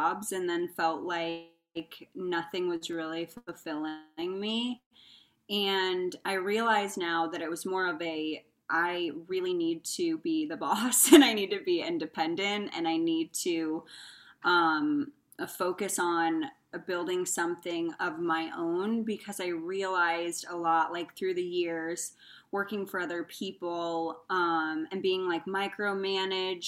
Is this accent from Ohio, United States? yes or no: no; Indiana, United States; moved away as an adult; also born or lived in Arizona / California; now in Phoenix, United States; I grew up in Indiana and then I decided I wanted more opportunity, came out to Arizona